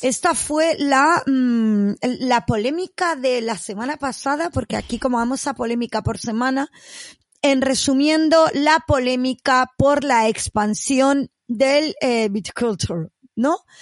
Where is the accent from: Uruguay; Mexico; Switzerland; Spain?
Spain; Catalonia; soy catalana